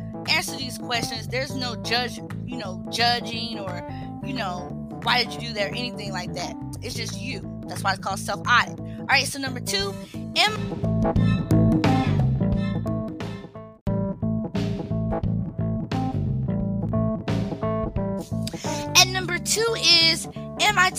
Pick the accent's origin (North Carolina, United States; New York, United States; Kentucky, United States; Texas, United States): North Carolina, United States; Charlotte; I was born in Charlotte, North Carolina